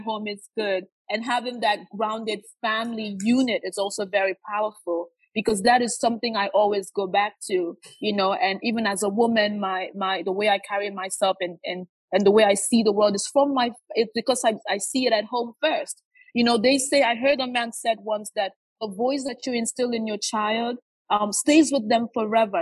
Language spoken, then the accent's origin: English; Nigeria; now in United States; I grew up in Nigeria.